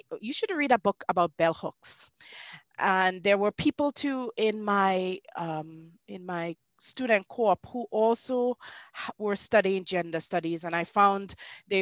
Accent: Trinidad & Tobago; also born or lived in Canada; I grew up, even though I was born in Canada, I grew up in the Twin Islands state of Trinidad and Tobago.

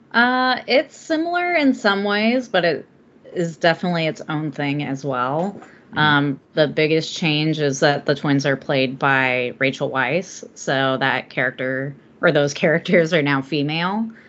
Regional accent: Southern California, United States; now in Oregon, United States; I'm from Southern California originally

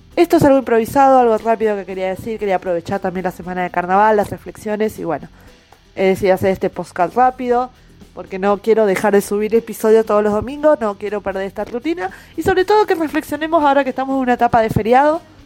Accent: Buenos Aires, Argentina; moved away; also born or lived in Corrientes; Yo de chica, criada en Buenos Aires

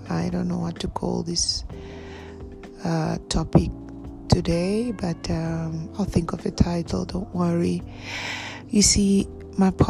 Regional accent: Bulgaria; born there; Well, I was born, I'm a twin. I was born in Bulgaria

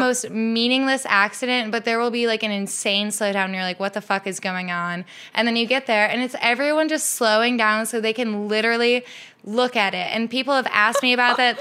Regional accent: Midwest, United States; now in Seattle, United States; I grew up in the Midwest

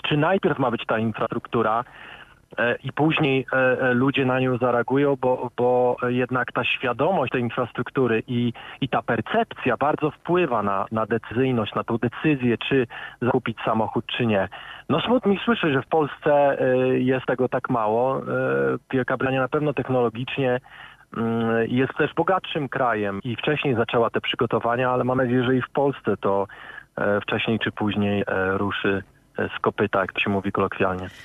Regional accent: Szczecin, West Pomeranian Voivodeship, Poland; moved away as an adult; now in United Kingdom; Prawie 15 lat temu wyjechałem z Polski, ale pochodzę ze Szczecina

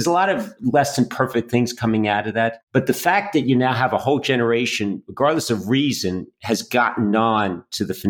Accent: Yonkers, New York, United States; now in Boston, United States; And as a Bostonian, although I'm from Yonkers, New York

